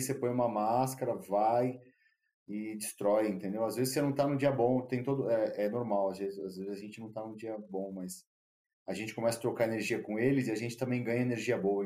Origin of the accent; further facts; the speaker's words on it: Brazil; also born or lived in Australia; a gente é brasileiro